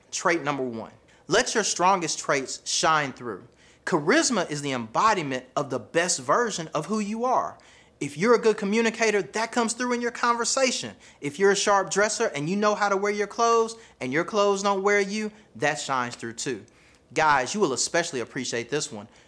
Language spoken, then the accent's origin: English; the South, United States; accent: Southern; I have a Southern accent, right? My accent is a part of who I am.